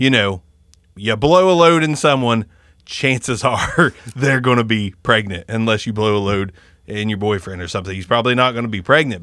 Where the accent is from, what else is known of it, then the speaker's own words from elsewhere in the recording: United States; we, as Americans, we, we are raised in this bubble